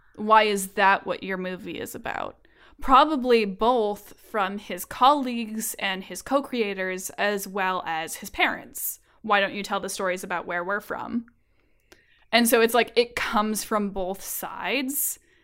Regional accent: California, United States; I am from California

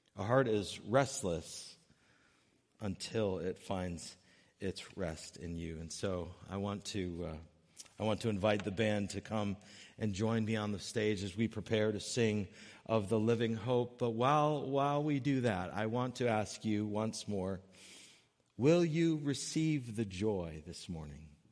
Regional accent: Connecticut, United States; when I was young, growing up in Connecticut with my mom and dad

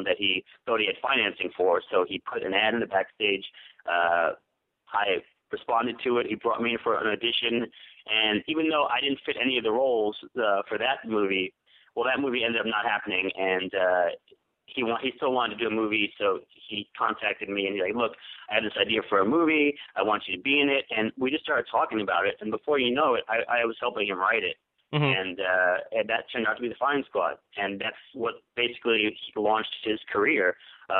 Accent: New York, United States; moved away as an adult; now in Los Angeles, United States; I grew up in New York. I moved out here to L.A. I live in Los Angeles, and I've been here since 94

